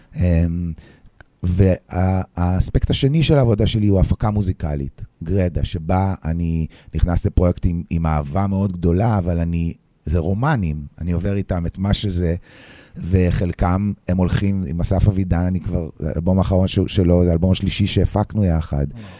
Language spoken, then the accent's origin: Hebrew; Petah Tikva, Central District, Israel; also born or lived in New York; now in Tel Aviv, Israel; עד גיל 17-18 הייתי בפתח תקווה